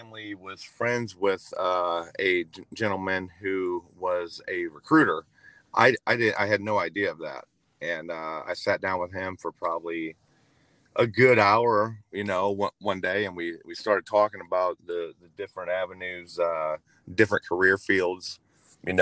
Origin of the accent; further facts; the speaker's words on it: Peoria, Illinois, United States; Born and raised in Peoria, Illinois. I spent most of my life here